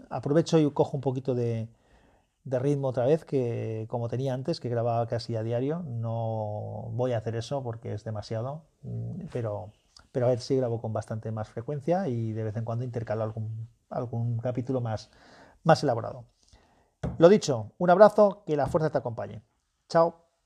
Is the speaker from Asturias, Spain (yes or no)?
no; Valencian Community, Spain; un escultor valenciano de mi tierra